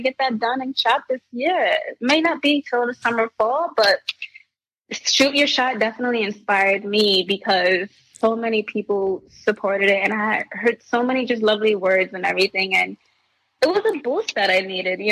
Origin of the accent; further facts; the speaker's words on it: New York City, New York, United States; growing up in the Bronx